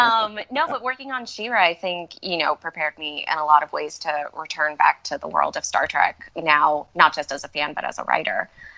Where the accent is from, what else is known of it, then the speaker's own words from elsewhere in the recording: Malaysia; born there; And we were living in Malaysia. And when I was real young, I was born in Malaysia.